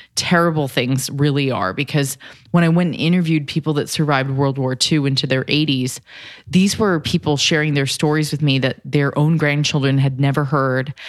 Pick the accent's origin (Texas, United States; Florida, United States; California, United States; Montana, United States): California, United States; I'm from Cali